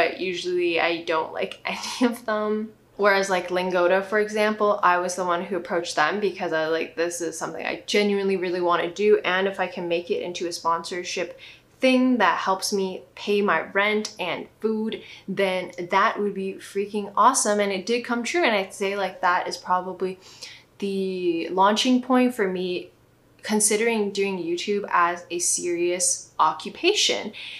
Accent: Tibet, China; I'm from Tibet, but kind of not, because China snatched our country, but that time I was not born, obviously, lol.

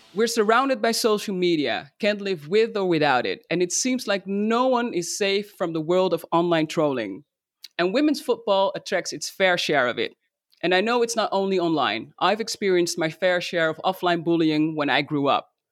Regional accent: Netherlands; my home country, the Netherlands

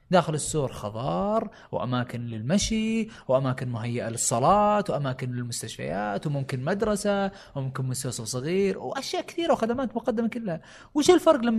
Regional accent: Riyadh, Riyadh Province, Saudi Arabia; also born or lived in United States; البلازات اللي هو الحين انتشر عندنا في الرياض

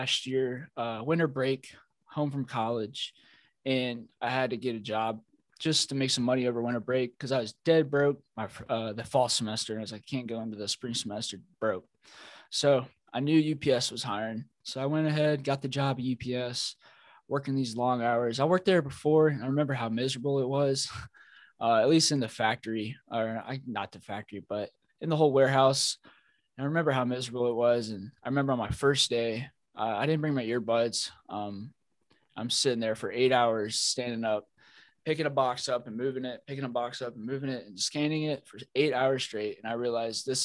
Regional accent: Kentucky, United States; Born and raised in Kentucky.

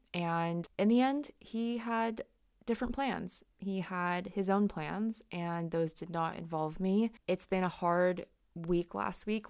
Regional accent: California, United States; moved away as an adult; now in London, United Kingdom; when I was growing up in California

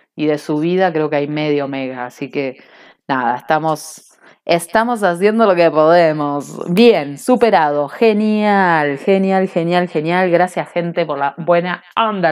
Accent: Cinco Saltos, Río Negro, Argentina; now in Bariloche, Argentina; me crié en un pueblo de brujería, si no buscan cinco saltos brujas, en Google

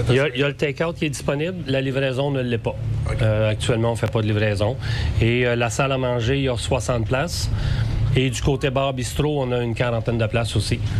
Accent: Saint-Raymond, Quebec, Canada; continuer ce que ce, joyau-là d'activité familiale était chez nous à Saint-Raymond

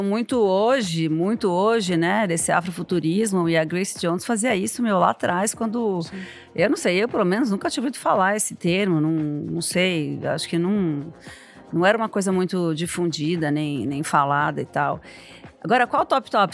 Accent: São Paulo, Brazil; Quando eu era adolescente em São Paulo, nos anos 80

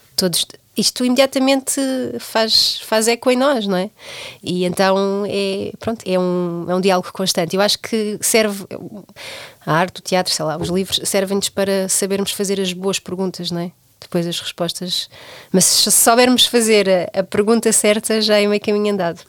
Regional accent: Portugal; nós, enquanto portugueses

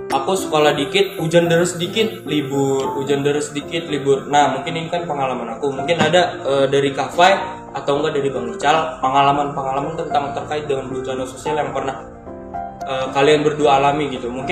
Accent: Ambon, Maluku, Indonesia; kebetulan saya dari Ambon

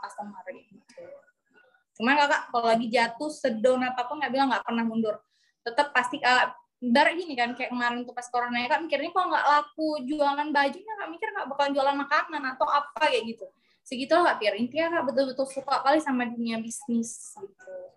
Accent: Medan, North Sumatra, Indonesia; moved away; SMA dulu kami di Medan

